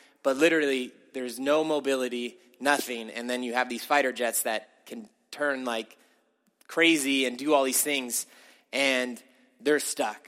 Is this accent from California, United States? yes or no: yes; California, United States; I grew up in California